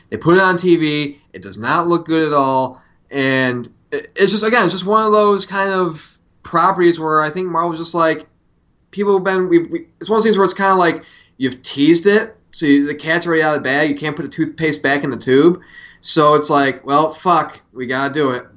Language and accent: English; Syracuse, New York, United States; when I was a kid growing up in Syracuse, New York